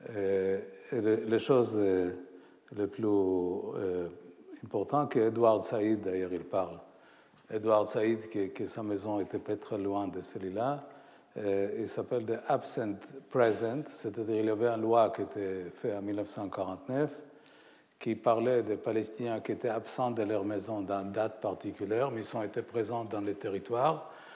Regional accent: Haifa, Haifa District, Israel; ma ville natale, Haïfa

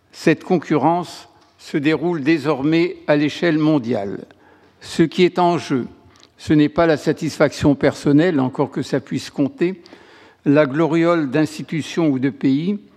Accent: France; En tant que Français, outre frontière, J'apprécie tout autant que le travail d'un de mes collègues inconnus, mes français, soit soudain mis en lumière.

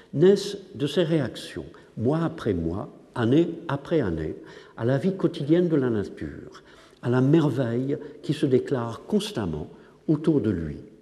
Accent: England, United Kingdom; French is a second language; moved away; je suis anglais

